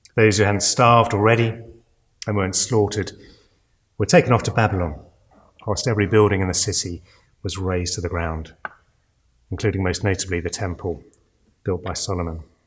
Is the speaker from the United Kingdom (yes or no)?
yes; United Kingdom; we're British